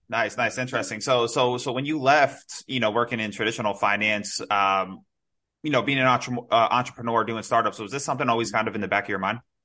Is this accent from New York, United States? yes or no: yes; New York, United States; now in South Florida, United States; I'm originally from New York, but I'm in Florida. I'm in South Florida now